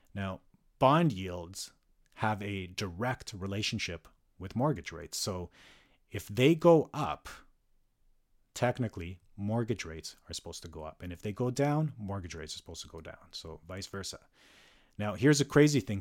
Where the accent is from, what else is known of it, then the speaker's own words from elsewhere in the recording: Calgary, Alberta, Canada; moved away as an adult; now in North Vancouver, Canada; resides in North Vancouver and was born and raised in Calgary for much of my life